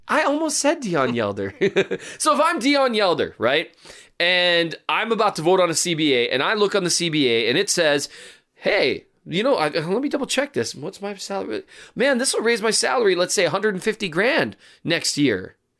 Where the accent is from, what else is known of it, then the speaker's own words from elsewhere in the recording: Valley City, North Dakota, United States; is from Valley City, my hometown